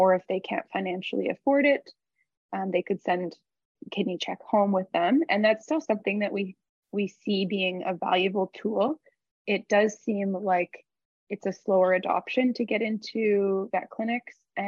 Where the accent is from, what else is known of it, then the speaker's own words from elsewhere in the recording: Canada; we're Canadian